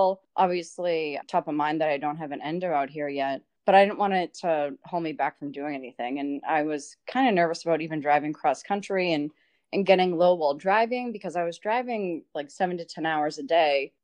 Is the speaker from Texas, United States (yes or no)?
no; Boston, Massachusetts, United States; moved away as an adult; now in Los Angeles, United States; I'm from Boston, Mass.